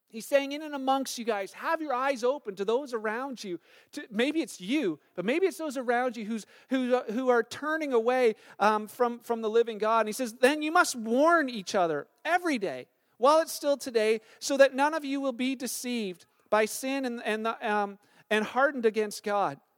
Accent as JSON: {"language": "English", "country": "Canada", "said": "we're Canadian"}